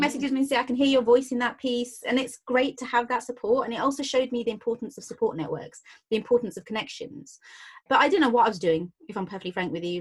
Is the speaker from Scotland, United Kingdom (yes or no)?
no; London, United Kingdom; I grew up in Hayes um, in Hillingdon, so West London